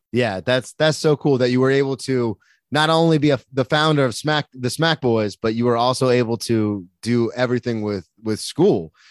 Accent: Florida, United States; I'm from Florida

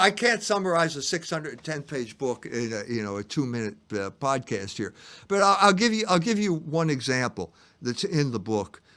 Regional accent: Chestnut Hill / Cheltenham area, Pennsylvania, United States; I went to the prep school, so I was kind of like in an elite Catholic school, and it was in a neighborhood

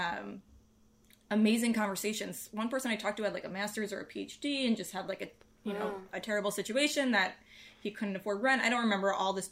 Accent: Westchester, New York, United States; also born or lived in New Orleans; I grew up in New York, in the suburbs, in Westchester. So New Yorker, born and raised.

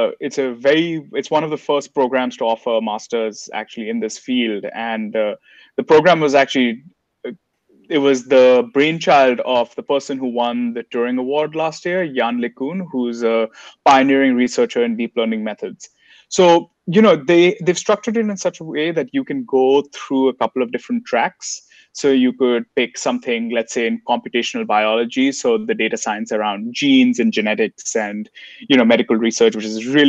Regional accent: India; now in United States; as an Indian citizen in the US

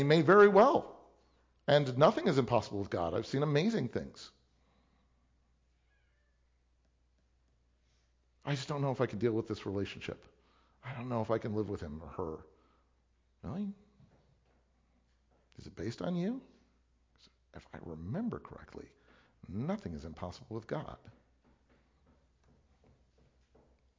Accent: Illinois, United States; I grew up in Illinois, or I grew up in a church

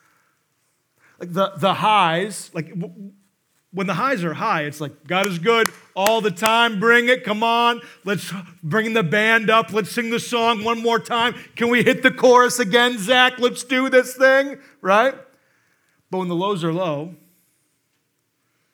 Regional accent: Monmouth, Illinois, United States; I'm from Monmouth

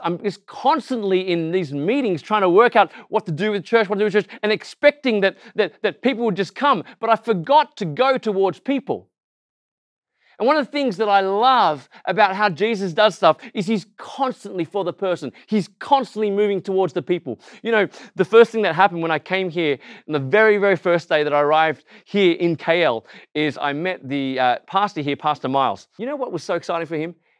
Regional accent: Australia; accent: Aussie; I look Asian, I sound Aussie, and actually, I'm not just Asian, I am Malaysian because my parents are born just outside of K L in Srunban

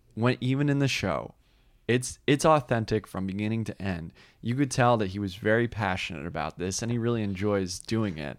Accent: New Jersey, United States; moved away; I did live in New Jersey

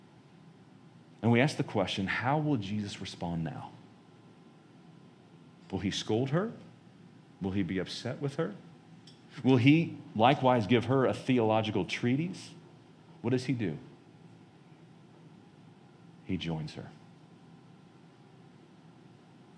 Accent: United States; as American Christians

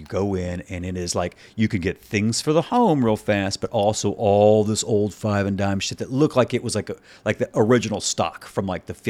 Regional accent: Mississippi, United States; I grew up in Mississippi, and my family's from a place called Quitman, Mississippi.

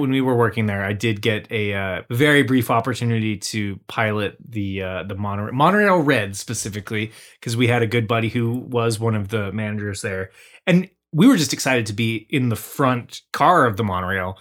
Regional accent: Washington, United States; our roots growing up in Washington State

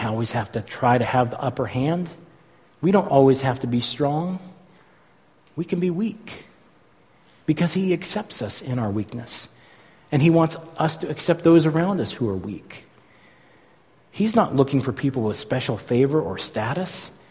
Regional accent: San Francisco Bay Area, California, United States; When I was a kid, I grew up in the San Francisco Bay Area

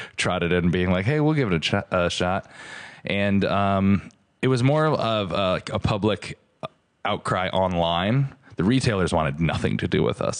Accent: Stratford, Connecticut, United States; I grew up in Stratford, Connecticut and was always the biggest kid in class

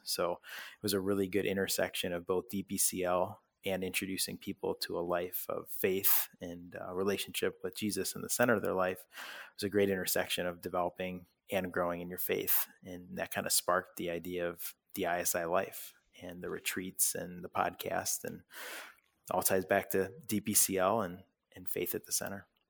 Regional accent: Parma, Ohio, United States; also born or lived in Oxford, Ohio / Richfield, Ohio; I was born and raised in Parma, Ohio

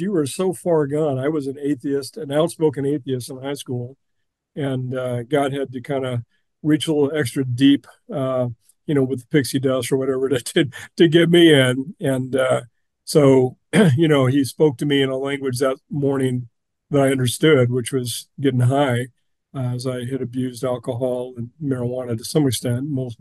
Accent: West Linn, Oregon, United States; also born or lived in Pullman, Washington; I was born in Oregon City, Oregon for lack of a hospital in West Lynn, Oregon, where I grew up

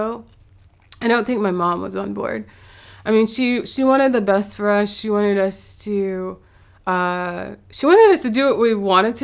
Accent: Huntersville, North Carolina, United States; I'm from North Carolina. I'm from Charlotte, but also a little outside of Charlotte, Huntersville

